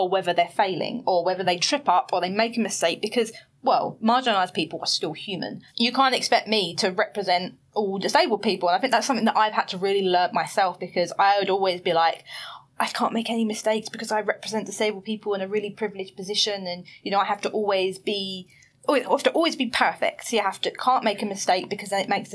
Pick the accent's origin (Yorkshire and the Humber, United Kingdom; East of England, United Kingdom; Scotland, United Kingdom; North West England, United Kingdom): East of England, United Kingdom; Basildon; moved away as an adult; now in London, United Kingdom; I grew up in Basildon.